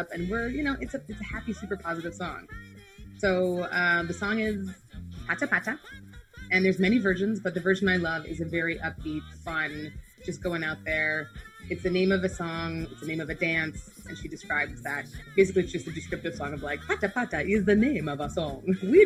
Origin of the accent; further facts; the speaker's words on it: Canada; also born or lived in Nigeria; I'm half Nigerian, half Canadian